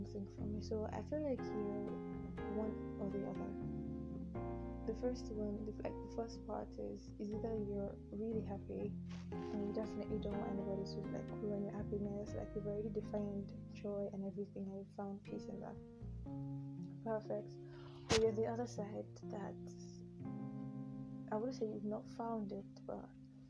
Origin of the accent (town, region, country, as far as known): Nigeria; accent: Nigerian